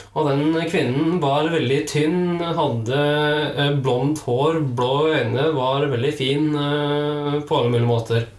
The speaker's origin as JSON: {"language": "Norwegian", "region": "Trøndelag", "country": "Norway", "said": "jeg er fra Trøndelag"}